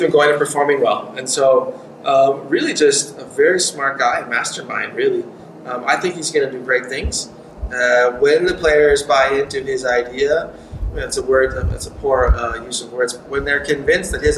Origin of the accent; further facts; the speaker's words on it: United States; moved away as an adult; also born or lived in Hanover, Germany; speaking English and being American